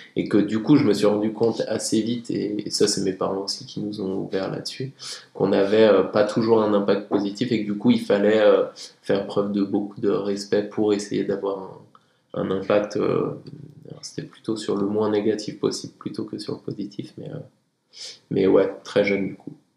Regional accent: Tignes, Auvergne-Rhône-Alpes, France; je viens de Tignes, j'ai grandi là-haut

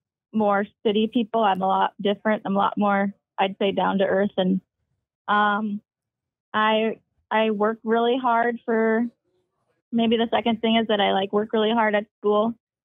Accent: Minnesota, United States; though I grew up skiing in Minnesota.

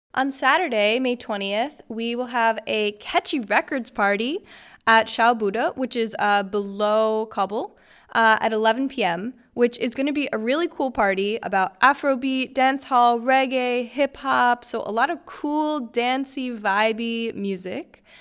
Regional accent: United States; now in Kiel, Germany; I'm obviously American

